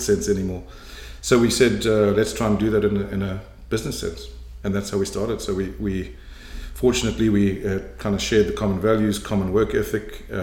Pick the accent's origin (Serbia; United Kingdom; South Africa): South Africa; moved away as an adult; also born or lived in Cape Town, South Africa / Johannesburg, South Africa / Durban, South Africa; now in Canada; I was born in Cape Town in South Africa, grew up largely in South Africa, initially in Johannesburg, and then went to Durban, went to university in Durban